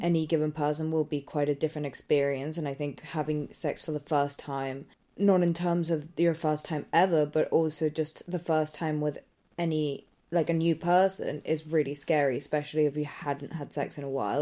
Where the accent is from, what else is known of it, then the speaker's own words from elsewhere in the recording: England, United Kingdom; accent: English; if I didn't have an English accent